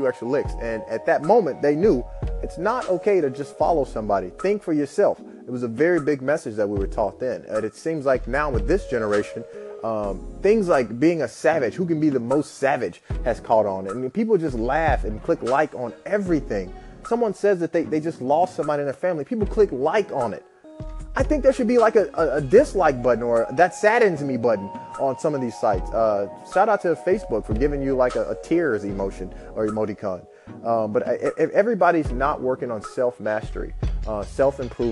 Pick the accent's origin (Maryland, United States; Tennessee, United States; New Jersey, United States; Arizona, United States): Tennessee, United States; Memphis; I grew up in Memphis, Tennessee